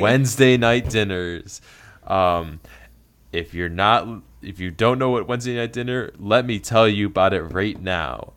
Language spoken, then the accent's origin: English; Flint, Michigan, United States; moved away as an adult; now in Maryland, United States; I'm originally from Flint, Michigan